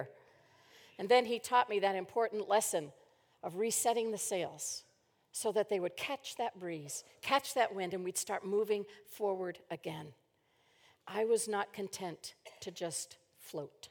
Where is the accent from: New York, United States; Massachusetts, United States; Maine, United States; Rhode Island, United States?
Maine, United States; moved away; growing up in Maine